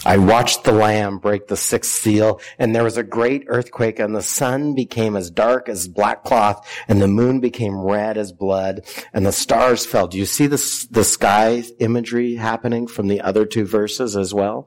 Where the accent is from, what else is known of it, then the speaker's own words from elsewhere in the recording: near Hanford, Washington, United States; I grew up near Hanford